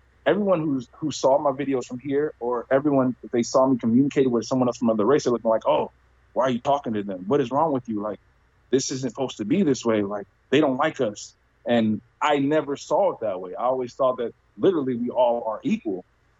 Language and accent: English; Compton, California, United States; also born or lived in Virginia; And I was born and raised in California, but I was born and raised in Compton, California.